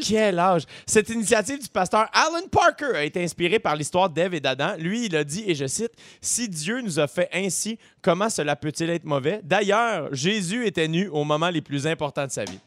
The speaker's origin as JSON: {"language": "French", "area": "South Shore", "region": "Quebec", "country": "Canada", "said": "je viens de la rive sud"}